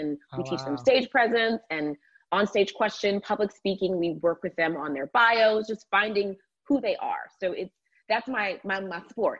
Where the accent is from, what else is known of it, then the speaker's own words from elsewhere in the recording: Georgia, United States; But no, I absolutely loved my childhood and growing up in the South. There's just something so special about Southern hospitality and the air in Georgia when it's not pollen season